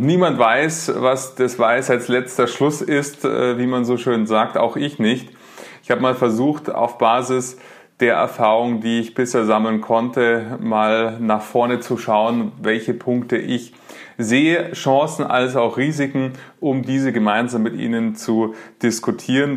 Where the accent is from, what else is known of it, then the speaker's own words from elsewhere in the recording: Munich, Bavaria, Germany; ich lebe in München, bin ähm, Münchner